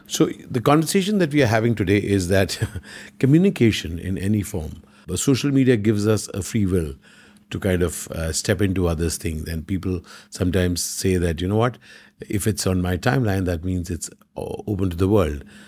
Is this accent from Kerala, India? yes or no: yes; Kerala, India; we are from Kerala